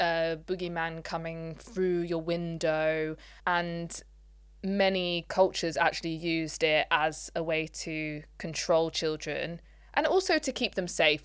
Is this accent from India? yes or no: no; Leicester, East Midlands, United Kingdom; we are from Leicester